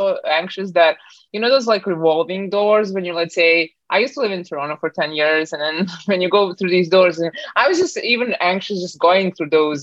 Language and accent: English; Bosnia & Herzegovina; now in Canada; I was born in Bosnia, kind of like Southern Eastern Europe. And then when the war hit, I moved around a little bit more. And then finally, I landed in Canada 15 years ago